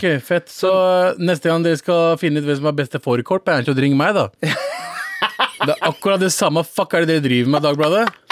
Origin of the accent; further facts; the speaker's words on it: Pakistan; now in Norway; jeg som en pakistaner